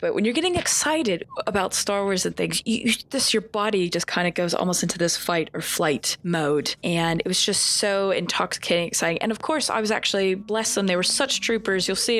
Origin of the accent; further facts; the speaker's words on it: United States; accent: hybrid accent; moved away as an adult; now in United Kingdom; So I do have this weird kind of hybrid accent going on because I am originally from the States, but I grew up as a military kid. So I didn't really have a regional accent. But then I moved here 10 years ago.